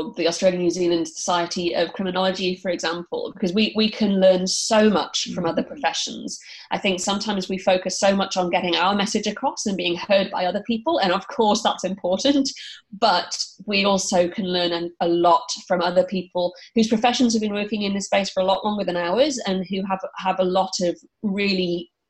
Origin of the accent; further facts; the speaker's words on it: United Kingdom; I trained in the UK. I think my accent probably gives it away.